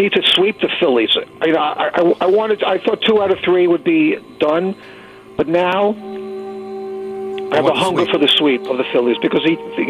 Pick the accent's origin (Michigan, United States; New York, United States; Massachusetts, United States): New York, United States; New York City; also born or lived in Brooklyn; I grew up in Queens. Born in Brooklyn, raised in Queens.